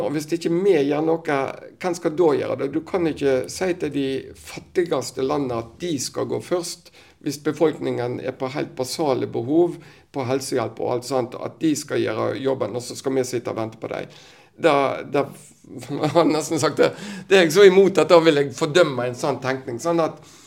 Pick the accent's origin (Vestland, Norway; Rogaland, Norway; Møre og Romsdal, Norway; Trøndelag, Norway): Vestland, Norway; Western Norway; vi som vestlendinger